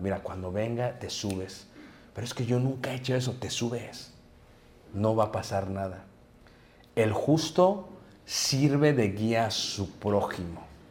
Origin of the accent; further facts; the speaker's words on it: Mexico City, Mexico; yo crecí en Ciudad de México